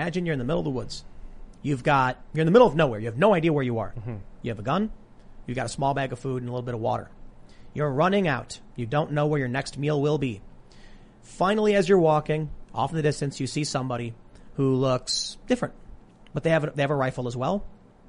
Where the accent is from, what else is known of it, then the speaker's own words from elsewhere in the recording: Ireland; The Irish infiltration. I'm Irish.